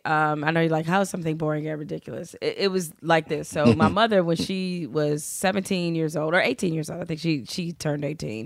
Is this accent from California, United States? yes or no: no; Detroit, Michigan, United States; I wasn't born out there. I was born in Detroit